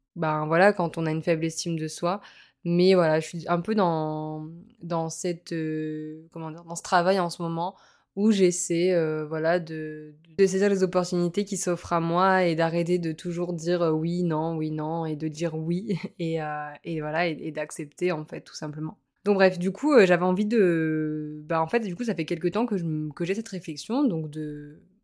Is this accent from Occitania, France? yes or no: yes; Montpellier, Occitania, France; moved away as an adult; also born or lived in Lille; now in Nice, France; je suis originaire de Montpellier, j'ai passé 4 ans, euh, donc on a passé 4 ans à Lille